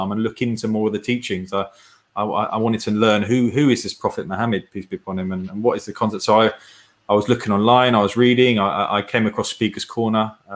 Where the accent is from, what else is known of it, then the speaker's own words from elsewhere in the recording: United Kingdom; as a British person